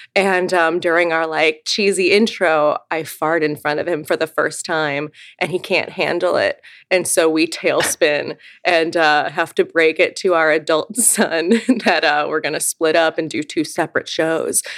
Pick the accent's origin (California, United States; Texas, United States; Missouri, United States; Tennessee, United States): Missouri, United States; Eureka; I grew up outside of St. Louis in a small town called Eureka, Missouri